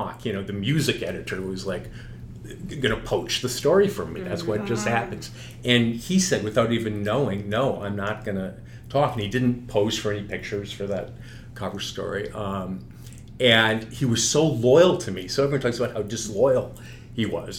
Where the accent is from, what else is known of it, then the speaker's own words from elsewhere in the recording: Minneapolis, Minnesota, United States; moved away; I was from Minneapolis